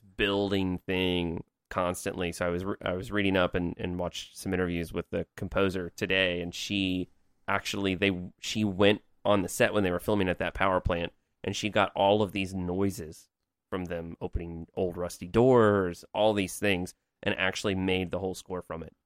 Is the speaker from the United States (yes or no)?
yes; Evansville, Indiana, United States; my hometown of Evansville, Indiana